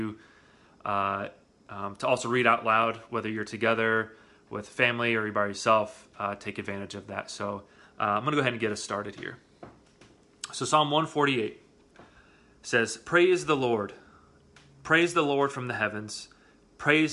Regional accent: Iowa, United States; moved away; I grew up in flatland in Iowa

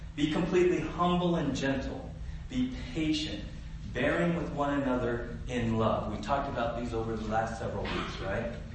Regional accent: San Diego, California, United States; I grew up in San Diego

